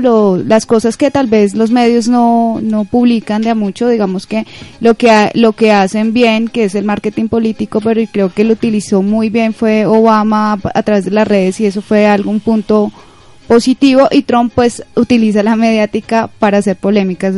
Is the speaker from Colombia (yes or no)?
yes; Colombia; a nosotros, como los colombianos